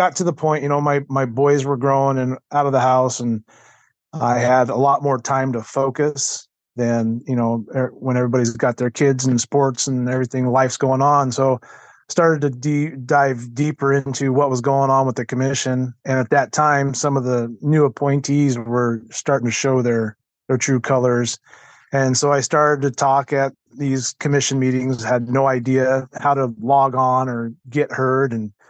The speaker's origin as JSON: {"language": "English", "region": "Washington", "country": "United States", "tie": "born or raised there", "said": "I live down here in Southwest Washington, born and raised in Washington. Been hunting here for 34 years."}